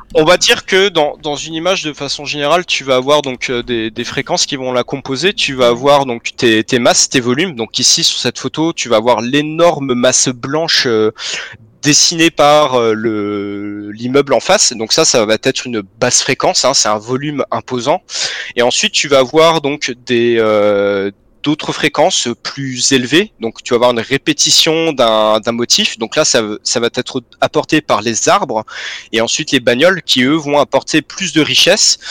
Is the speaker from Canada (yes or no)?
no; Vandœuvre-lès-Nancy, Grand Est, France; moved away; also born or lived in Belgium; à Nancy avant d'œuvre, ma ville natale